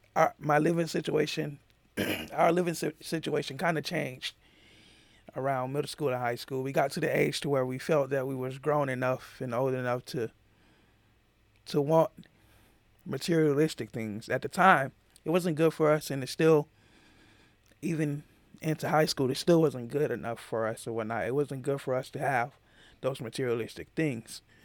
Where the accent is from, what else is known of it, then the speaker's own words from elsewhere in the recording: Atlanta, Georgia, United States; growing up in Atlanta